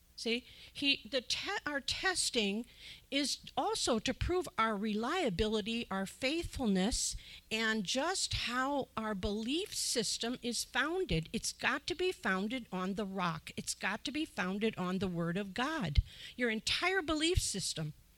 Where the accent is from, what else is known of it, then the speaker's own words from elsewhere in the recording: Illinois, United States; moved away; I'm from Illinois originally, so I know about the farmers